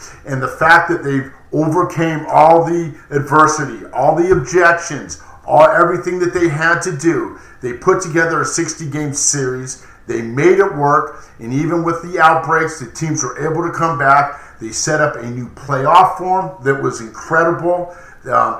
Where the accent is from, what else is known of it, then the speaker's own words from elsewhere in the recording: Los Angeles, California, United States; Yes, I was born in Los Angeles. Yes, I was there as a child growing up.